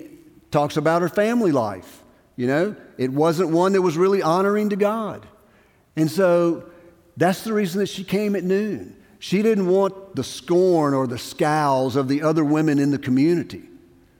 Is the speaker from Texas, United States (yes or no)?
no; Brookhaven, Mississippi, United States; moved away; I'm from Brookhaven, Mississippi.